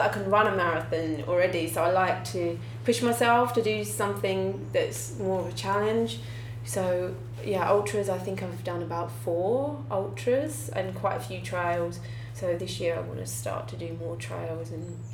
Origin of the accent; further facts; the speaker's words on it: United Kingdom; moved away as an adult; now in Chiang Mai, Thailand; I'm originally from England, just outside London